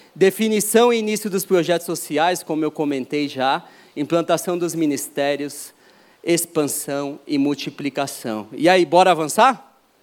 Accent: São Paulo, Brazil; Eu nasci aqui em São Paulo, em oitenta e seis

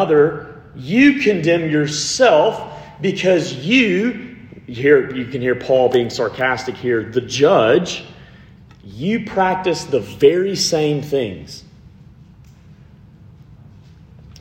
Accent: Montgomery, Alabama, United States; I am from Montgomery, Alabama, which is 45 minutes from Auburn

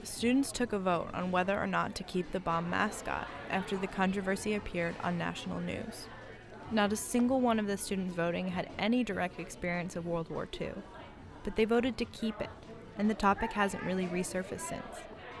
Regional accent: Richland, Washington, United States; We all grew up in a dusty little town on the shore of the Columbia River. Our entire community exists only because of the Manhattan Project

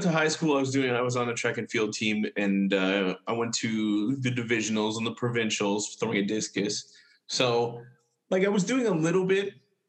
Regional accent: Winnipeg, Manitoba, Canada; I was born in Winnipeg here.

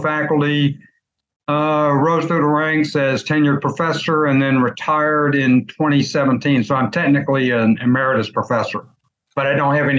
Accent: Brownsville, Tennessee, United States; moved away; also born or lived in Memphis, Tennessee; So I was actually born in Memphis, but my parents were living in Brownsville already. So I grew up in Brownsville on West College Street

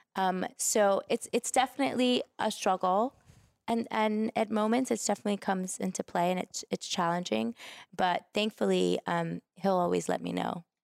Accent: New York City, New York, United States; I'm from New York. I'm a Brooklyn girl

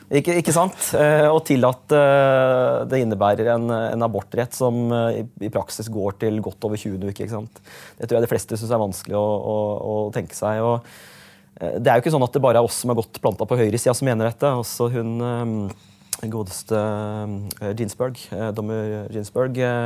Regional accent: Øvre Eiker, Buskerud, Norway; also born or lived in Hokksund / Skotselv / Vestfossen; jeg har jo vokst opp forskjellige steder i, i Øvre Eiker, der jeg kommer fra

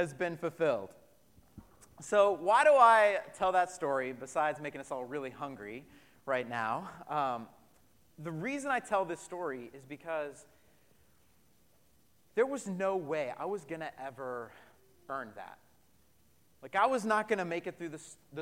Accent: Colorado, United States; moved away; back in Colorado in my hometown

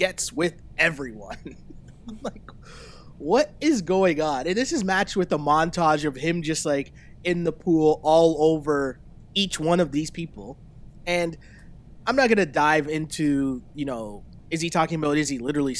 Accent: Toronto, Ontario, Canada; we're both from Toronto

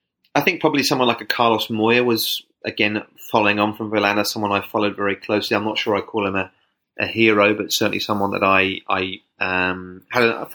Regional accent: United Kingdom; moved away; I kind of played tennis sort of 7, 8, 9, short tennis back in the UK.

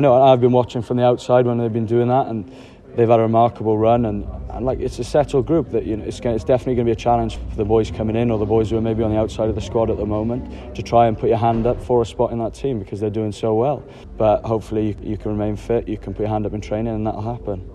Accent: Wales, United Kingdom

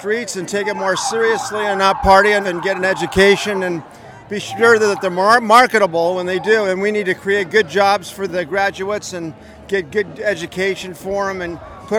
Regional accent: Long Beach, California, United States; I'm from Long Beach

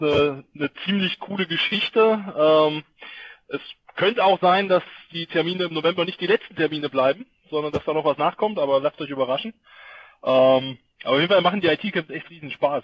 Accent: Thuringia, Germany; für mich als Thüringer

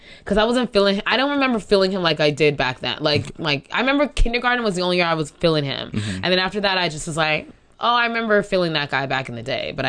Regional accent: South Orange, New Jersey, United States; I moved from West Orange to South Orange, New Jersey.

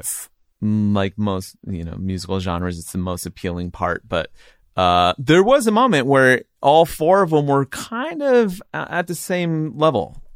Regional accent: Riverside, California, United States; also born or lived in San Diego; now in Los Angeles, United States; I grew up in the suburbs of R-, Riverside and then San Diego, and I've been here in L A for twenty years now.

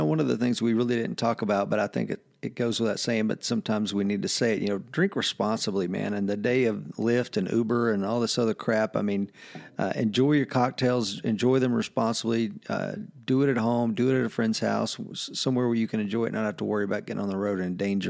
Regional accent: Southern US, United States; You know, I'm a Southerner

